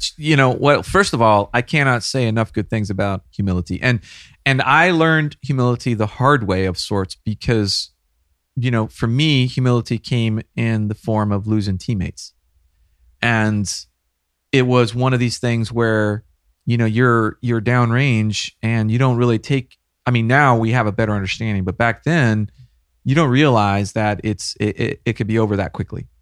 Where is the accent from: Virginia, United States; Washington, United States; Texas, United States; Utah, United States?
Texas, United States; the Hill Country, Central; I was born and raised here in Texas, not too far from here, Central Texas, the hill country